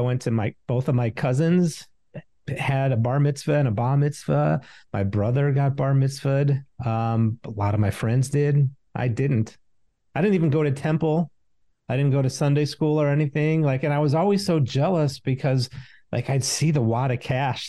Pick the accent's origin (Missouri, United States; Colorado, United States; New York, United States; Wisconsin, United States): Missouri, United States; St. Louis; I grew up in St. Louis, so it was a Jewish neighborhood